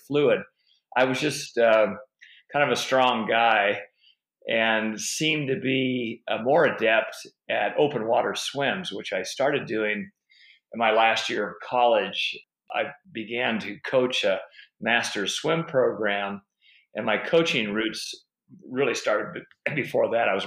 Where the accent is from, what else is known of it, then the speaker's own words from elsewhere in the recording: Davis, California, United States; I went to school at UC Davis, which is my hometown